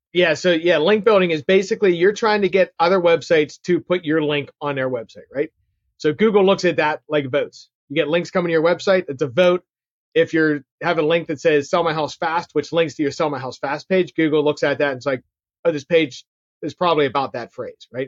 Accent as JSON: {"language": "English", "town": "Pittsburgh", "region": "Pennsylvania", "country": "United States", "tie": "born or raised there", "said": "I'm born and raised in Pittsburgh, which my accent can probably tell you"}